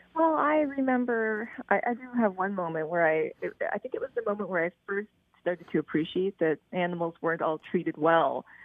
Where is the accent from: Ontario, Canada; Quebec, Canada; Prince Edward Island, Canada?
Prince Edward Island, Canada; I grew up in Prince Edward Island